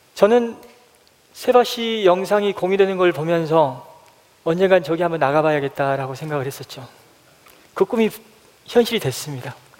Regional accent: Haenam, South Jeolla, South Korea; moved away; 제 고향은 해남 땅끝 마을에서 배를 타고 30분가량 들어가야 하는 노하도라는 섬입니다

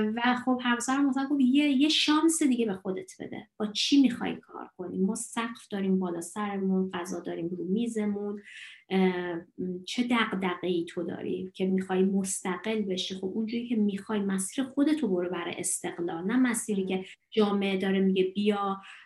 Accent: Iran; also born or lived in Dalarna, Sweden; now in Sweden; من از ایران میام

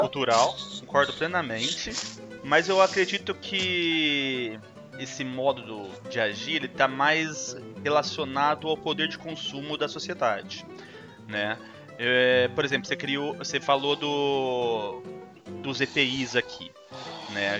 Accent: Brazil; now in Canada; eu sou brasileiro

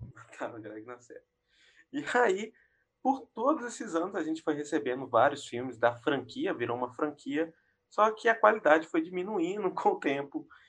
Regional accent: Brazil; a gente sendo brasileiro

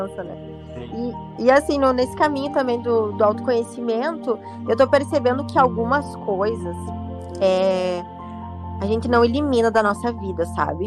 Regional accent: Carazinho, Rio Grande do Sul, Brazil; accent: gaúcha; now in Rio de Janeiro, Brazil; eu moro aqui no Rio de Janeiro e é uma cidade grande, né? E eu vim de Carazinho, você percebe que quando a gente mora numa cidade pequena

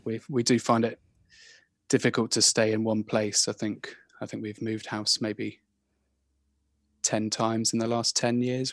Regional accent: Ivybridge, South West England, United Kingdom; moved away; also born or lived in Brighton / France; I grew up in Ivy Bridge

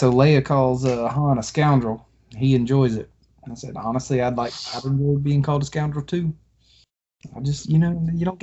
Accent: Alabama, United States; I'm from Alabama

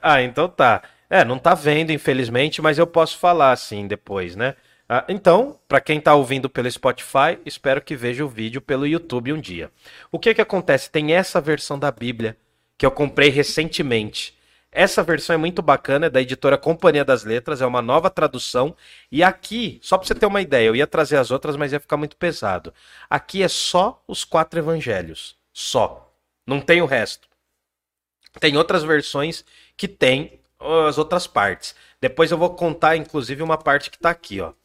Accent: Brazil; nós somos brasileiros, falamos português

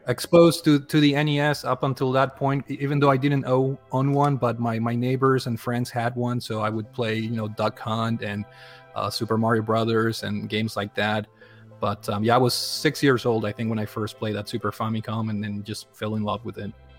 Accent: Paraguay; moved away; I I grew up in South America, uh, born born and raised in, in Paraguay

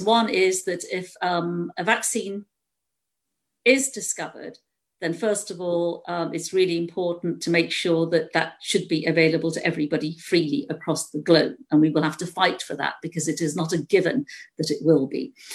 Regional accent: United Kingdom; being British myself

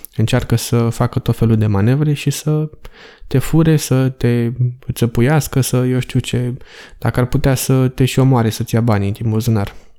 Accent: Romania; moved away as an adult; also born or lived in England; sunt român

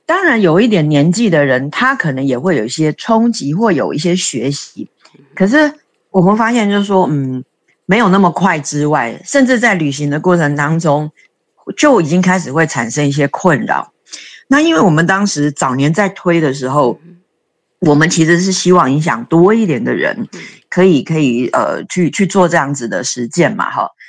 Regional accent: Taiwan; 我们台湾人可能就是不好意思嘛

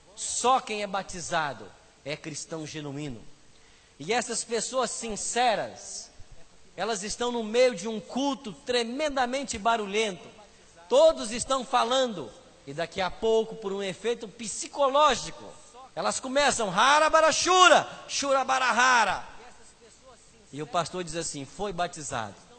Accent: Aimorés, Minas Gerais, Brazil; moved away; Aimorés, conhece? Eu nasci lá

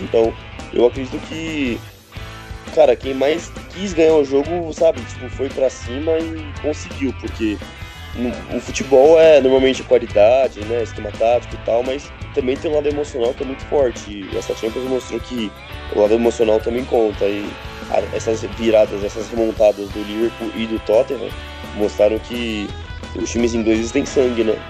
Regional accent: Brazil; a gente é brasileiro, brasileiro analisando

